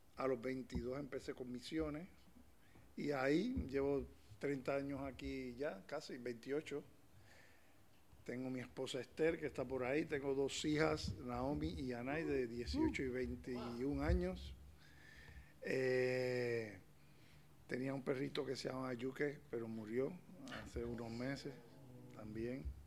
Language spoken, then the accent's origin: Spanish; Puerto Rico; now in A Coruña, Spain; soy de Puerto Rico, caribeño